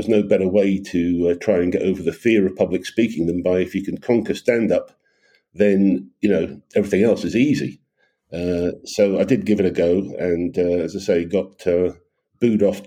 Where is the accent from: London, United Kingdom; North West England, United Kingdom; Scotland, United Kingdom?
Scotland, United Kingdom; Aberdeen; moved away as an adult; also born or lived in Sydney; my father passed away back in Aberdeen, which is my hometown